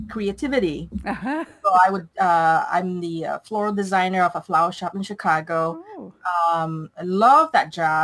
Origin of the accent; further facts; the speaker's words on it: Malaysia; moved away as an adult; Originally, I'm from Malaysia. I've been here since I was 18 years old